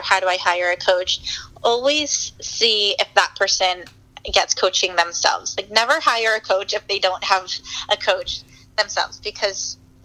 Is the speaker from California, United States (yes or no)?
yes; San Diego, California, United States; moved away; also born or lived in Washington, D.C.; I'm from San Diego, born and raised